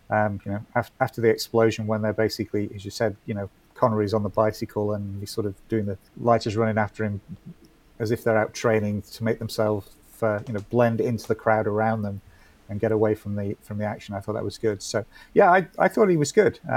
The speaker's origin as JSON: {"language": "English", "region": "Texas", "country": "United States", "said": "We're all from Texas, really."}